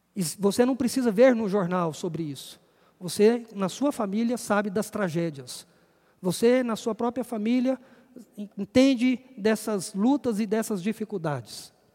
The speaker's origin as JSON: {"language": "Portuguese", "country": "Brazil", "said": "Eu sou brasileiro, amo o meu país."}